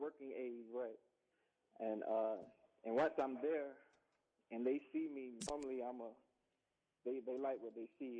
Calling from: Atlanta, Georgia, United States; I'm out of Atlanta.

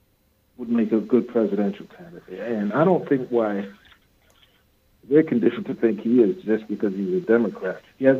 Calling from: Brooklyn, New York, United States; … from Brooklyn.

